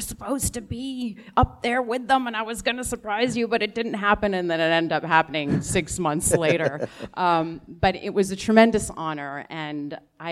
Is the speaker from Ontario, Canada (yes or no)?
yes; Ottawa, Ontario, Canada; now in Toronto, Canada; I'm from Ottawa. I was born and raised in Ottawa